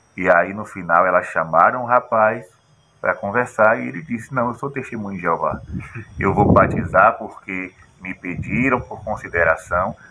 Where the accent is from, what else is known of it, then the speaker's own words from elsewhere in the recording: Brazil; o nosso Brasil